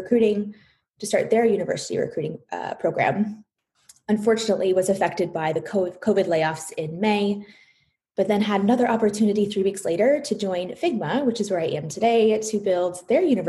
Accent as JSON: {"language": "English", "town": "Palo Alto", "region": "California", "country": "United States", "tie": "born or raised there", "said": "I was born and raised in Palo Alto, traveled down to Southern California for college"}